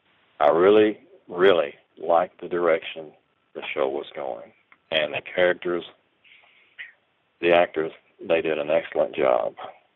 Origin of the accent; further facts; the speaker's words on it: Nashville, Tennessee, United States; I'm from Nashville, Tennessee.